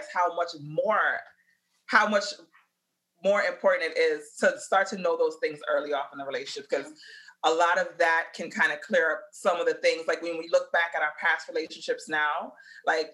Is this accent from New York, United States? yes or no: yes; New York City, New York, United States; I'm from the Bronx